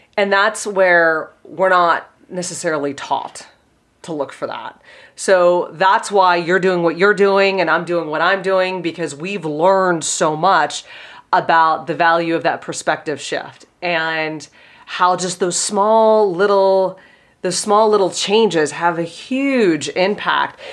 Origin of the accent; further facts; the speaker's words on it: Pittsburgh, Pennsylvania, United States; I'm from Pittsburgh and I have a funny accent